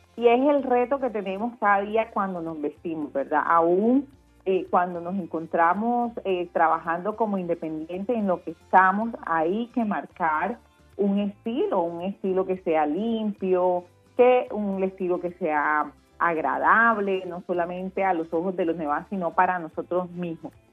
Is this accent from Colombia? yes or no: yes; Colombian Caribbean coast, Colombia; nuestro estilo como costeños